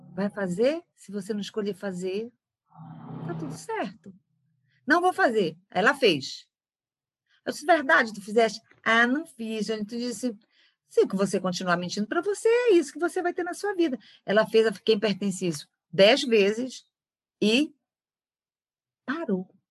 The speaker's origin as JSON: {"language": "Portuguese", "town": "Belém", "region": "Pará", "country": "Brazil", "tie": "born or raised there", "also_born_or_lived": "São Paulo", "said": "Sou de Belém do Pará, do norte do Brasil, nasci aqui."}